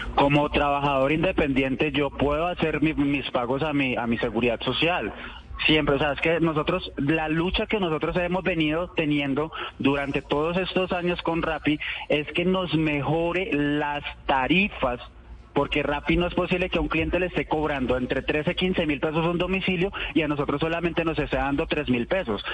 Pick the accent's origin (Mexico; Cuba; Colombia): Colombia; 100% colombiano